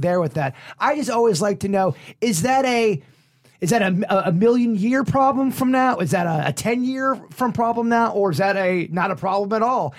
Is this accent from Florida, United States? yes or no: yes; Palm Beach Gardens, Florida, United States; I was born and raised in the Lake Park, Palm Beach Gardens, Northern County area